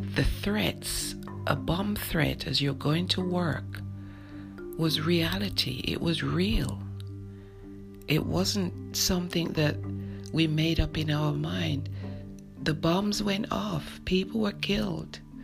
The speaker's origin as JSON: {"language": "English", "region": "London", "country": "United Kingdom", "tie": "born or raised there", "moved": "yes", "said": "I grew up in London, England"}